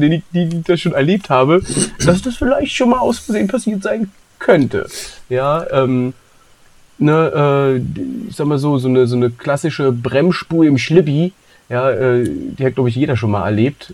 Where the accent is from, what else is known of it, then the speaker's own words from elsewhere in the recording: East Germany, Germany; ich bin im Osten geboren